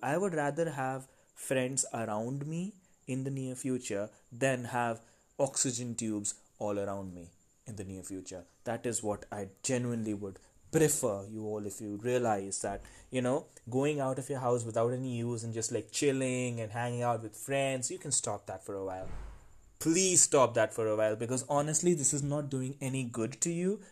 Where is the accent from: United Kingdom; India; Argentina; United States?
India; I am from India